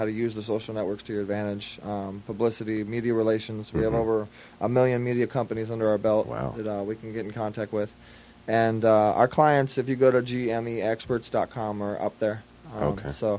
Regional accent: Orange County, California, United States; moved away as an adult; now in Los Angeles, United States; Orange County, the Citrus District, big OC

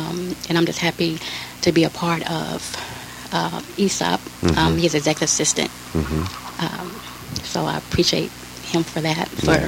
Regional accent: Los Angeles, California, United States; I'm from Los Angeles, California.

